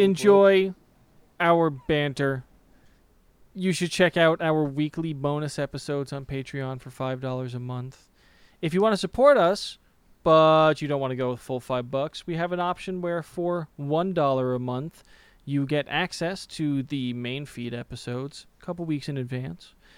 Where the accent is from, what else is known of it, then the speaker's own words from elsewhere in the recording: United States; As an American